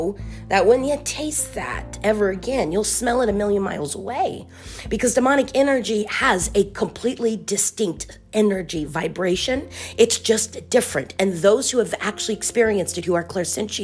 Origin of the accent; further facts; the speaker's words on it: Miami, Florida, United States; Born in South Florida, Miami